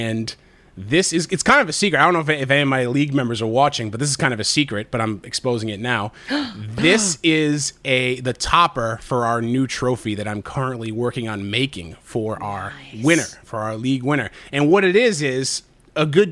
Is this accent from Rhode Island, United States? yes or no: yes; North Providence, Rhode Island, United States; I'm from North Providence